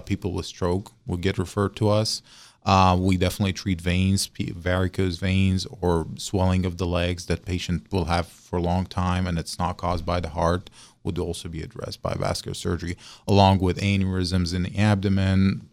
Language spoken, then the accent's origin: English; Syria; moved away as an adult; also born or lived in Russia / Baltimore / Mobile / Morgantown; now in West Virginia, United States; I'm a foreign medical graduate, so I'm originally from Syria